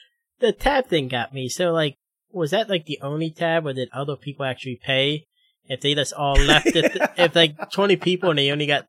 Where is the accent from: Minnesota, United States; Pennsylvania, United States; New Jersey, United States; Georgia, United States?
Pennsylvania, United States; now in Ohio, United States; I was born in a Quaker state. I'll die in a Quaker state.